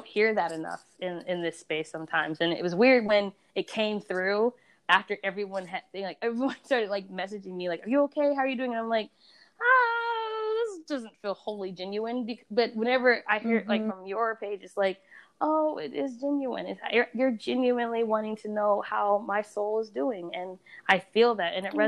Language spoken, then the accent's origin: English; Sierra Leone; Yeah, I'm from Sierra Leone, but but I'm also Scandinavian.